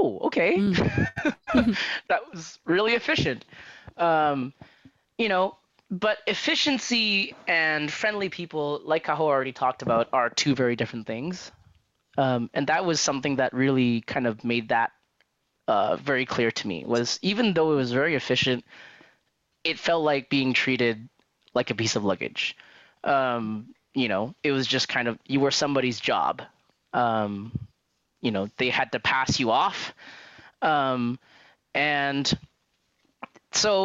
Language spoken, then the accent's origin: English; Canada; growing up in Canada, I'd never experienced like things like that before.